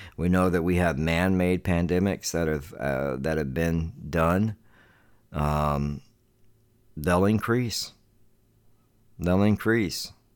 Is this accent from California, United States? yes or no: no; Charleston, South Carolina, United States; now in Devine, Texas, United States; my hometown where I come from in Charleston, South Carolina